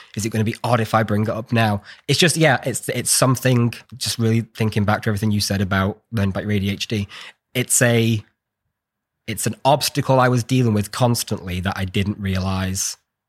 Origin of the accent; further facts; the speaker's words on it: United Kingdom; I'm just British.